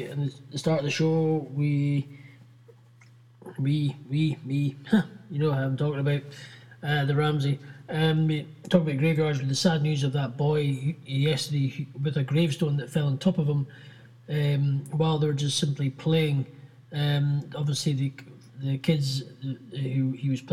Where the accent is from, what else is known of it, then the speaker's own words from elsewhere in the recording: Scotland, United Kingdom; I'm Scottish and proud